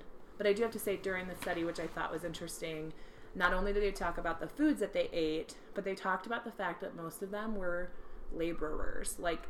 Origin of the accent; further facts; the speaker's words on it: Apple Valley, Minnesota, United States; born there; accent: Minnesotan; I was born in Minnesota. Well, yeah. Well, yeah, Apple Valley up there. my whole family speaks very Minnesotan.